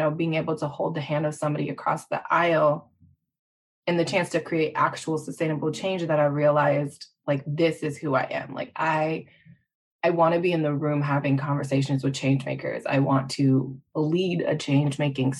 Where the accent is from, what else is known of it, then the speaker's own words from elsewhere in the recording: Midwest, United States; I was born and raised in the Midwest.